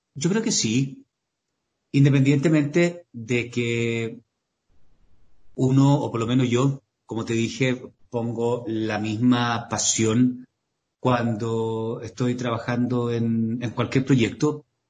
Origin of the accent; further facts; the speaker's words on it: Temuco, Araucanía, Chile; yo soy, soy sureño, soy de la novena región, soy de Temuco.